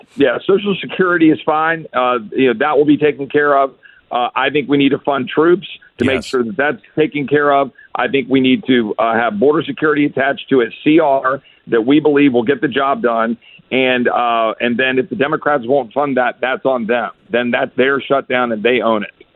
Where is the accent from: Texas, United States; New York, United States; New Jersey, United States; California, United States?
Texas, United States; as a Texan